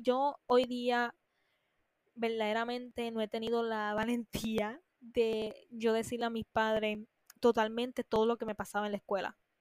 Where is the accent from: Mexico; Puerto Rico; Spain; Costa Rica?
Puerto Rico; como es mi país